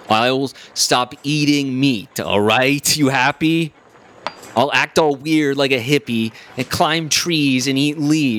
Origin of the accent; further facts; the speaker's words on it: Poland; I ate a salad yesterday that didn't even look like the salad I grew up with in Poland.